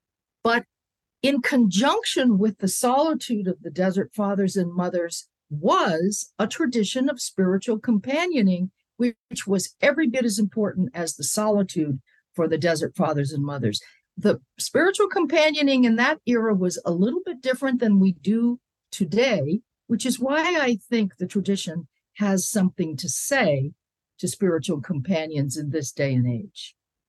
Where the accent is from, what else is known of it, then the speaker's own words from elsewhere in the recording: Connecticut, United States; I came from Connecticut, from green meadows and hills, and thought I would always live in green.